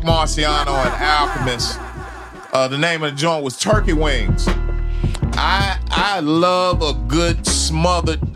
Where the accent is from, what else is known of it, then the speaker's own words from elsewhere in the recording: Memphis, Tennessee, United States; I'm from Memphis.